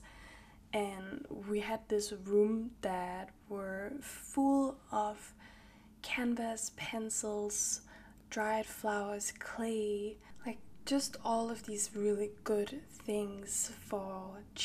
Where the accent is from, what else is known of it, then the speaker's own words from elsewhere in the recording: Copenhagen, Capital Region of Denmark, Denmark; also born or lived in Danish countryside; I grew up in Copenhagen, the capital of Denmark